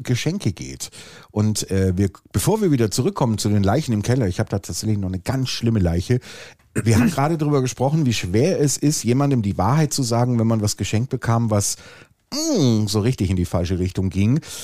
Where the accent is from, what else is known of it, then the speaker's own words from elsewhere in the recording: Swabia, Germany; ich bin Schwabe